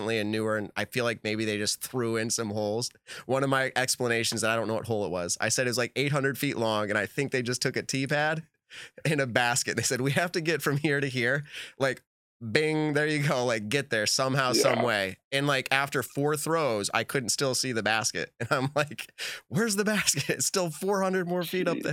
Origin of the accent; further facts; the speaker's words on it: New England, United States; I'm from New England